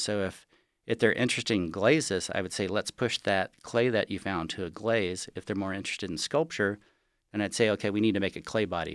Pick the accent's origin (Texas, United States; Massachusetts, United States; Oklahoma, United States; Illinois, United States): Texas, United States; Galveston; now in Lake Tahoe, United States; I grew up in Galveston, Texas